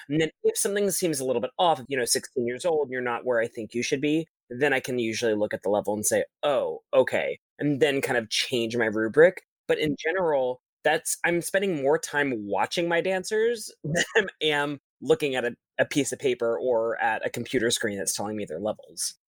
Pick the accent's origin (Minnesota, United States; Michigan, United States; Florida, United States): Florida, United States; Orlando; moved away as an adult; also born or lived in Boston, Massachusetts; I'm originally from Disney World, Florida.